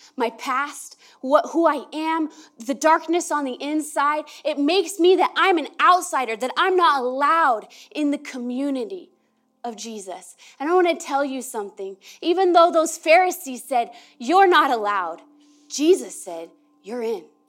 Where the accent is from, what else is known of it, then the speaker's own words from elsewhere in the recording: Merced, California, United States; now in Oregon, United States; I was born in, in Merced, California.